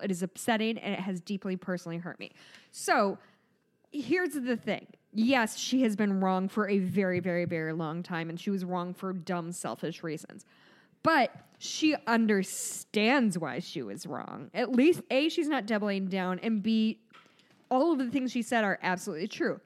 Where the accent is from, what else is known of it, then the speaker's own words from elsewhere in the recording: United States; we, as an American society